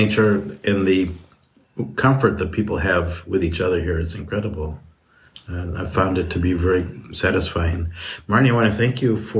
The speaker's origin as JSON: {"language": "English", "region": "Midwest", "country": "United States", "moved": "yes", "lives_now": "Palm Springs, United States", "said": "I come from the Midwest, where I thought we were laid back, but this is really laid back."}